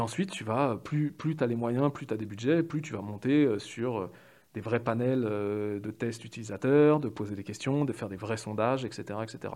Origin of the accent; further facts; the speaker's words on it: Paris, Île-de-France, France; j'ai 38 ans, je suis parisien